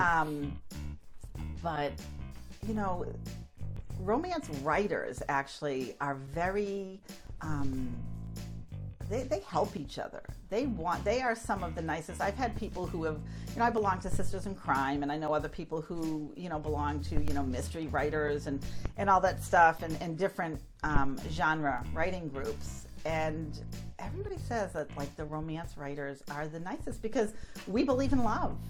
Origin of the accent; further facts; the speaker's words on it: Haverhill, Massachusetts, United States; growing up in Haverhill, we were you know not too far from the ocean